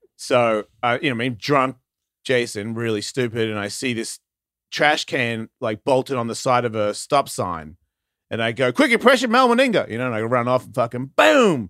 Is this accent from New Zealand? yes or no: no; Australia; moved away; also born or lived in Carlsbad; I'm Australian